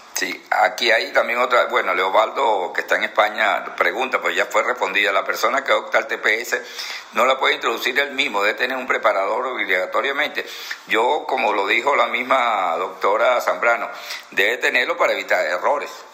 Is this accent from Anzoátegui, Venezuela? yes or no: yes; Anzoátegui, Venezuela; nosotros somos de Anzuategui